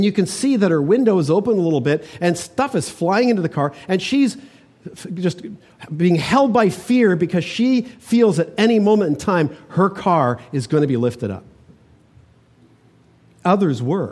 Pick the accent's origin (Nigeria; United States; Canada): Canada; Toronto, Ontario; now in British Columbia, Canada; growing up in Toronto